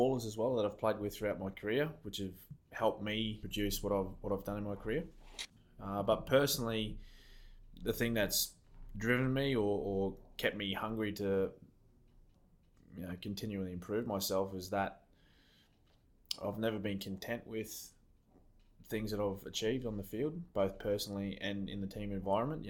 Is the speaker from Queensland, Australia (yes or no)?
yes; Logan City, Queensland, Australia; now in Melbourne, Australia; I grew up in Queensland, a town called Logan City, which is in between Brisbane and the Gold Coast